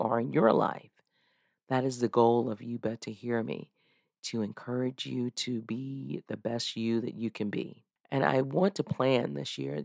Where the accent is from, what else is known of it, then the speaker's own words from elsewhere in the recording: United States; back when I was a little girl growing up in Mecklenburg County